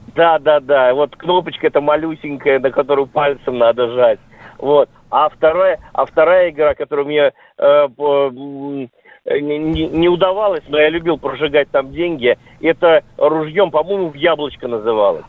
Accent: Rostov-on-Don, Rostov Oblast, Russia; я сам из Ростова

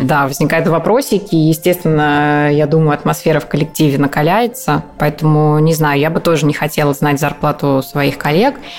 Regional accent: Voronezh, Voronezh Oblast, Russia; moved away; я там сама из Воронежа

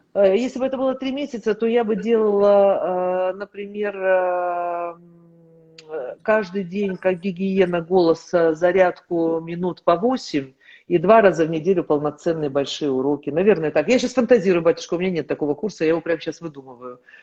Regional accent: Kazakhstan; moved away as an adult; я приехала из Казахстана

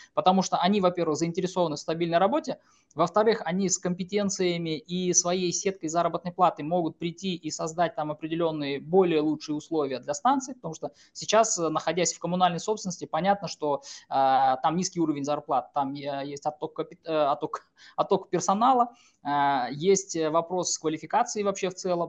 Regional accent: Kazakhstan

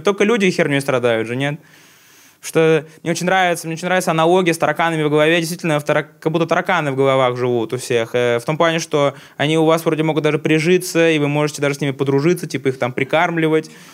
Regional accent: Tatarstan, Russia; Я родом с Татарстана сам

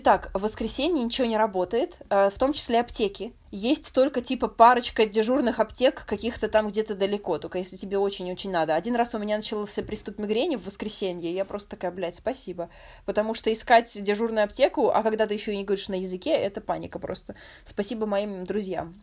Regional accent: Moscow, Russia; moved away as an adult; я из Москвы

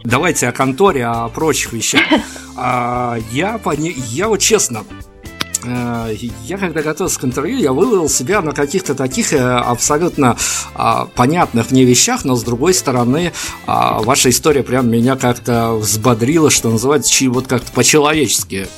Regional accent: Belarus; я как белорус говорю это достаточно ответственно

